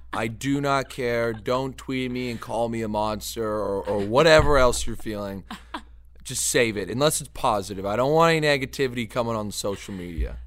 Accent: LaSalle, Ontario, Canada; moved away as an adult; also born or lived in Seattle; now in Detroit, United States; that's my hometown

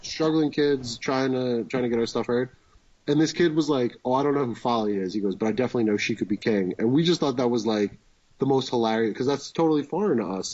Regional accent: Wayne, New Jersey, United States; born or raised there

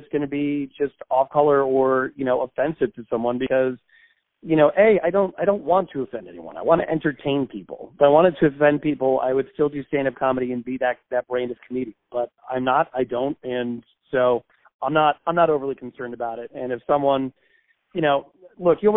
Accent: Connecticut, United States; I grew up in Connecticut, the Bridgeport Bluefish.

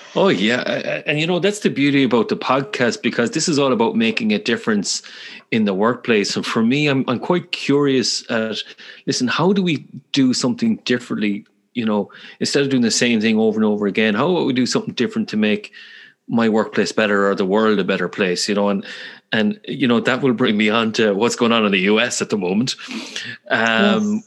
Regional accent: Galway, Connacht, Ireland; accent: Galway; they love my Irish accent, or more specifically, my my Galway accent. I'm from the west of Ireland

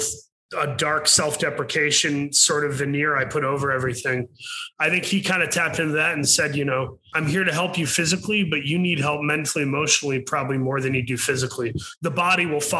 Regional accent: Saginaw, Michigan, United States; moved away; I'm from Saginaw, Michigan

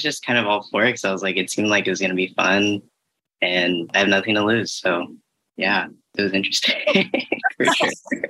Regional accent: Los Angeles, California, United States; I've been here my whole life. So I have a certain relationship with this city

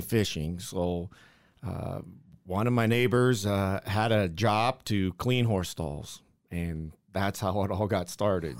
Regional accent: Buckeye Lake, Ohio, United States; now in Las Vegas, United States; I'm from a one traffic light town in Ohio called Buckeye Lake, Ohio

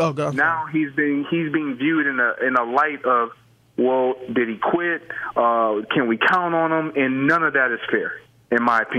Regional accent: Michigan, United States; I'm from Michigan.

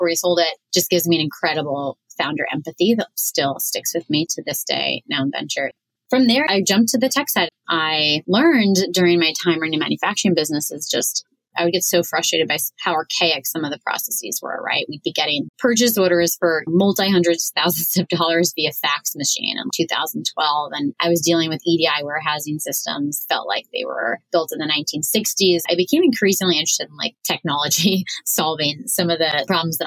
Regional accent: New York City, New York, United States; I grew up on the Queens Long Island border

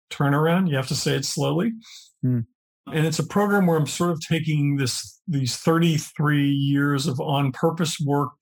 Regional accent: Pennsylvania, United States; I grew up in Pennsylvania

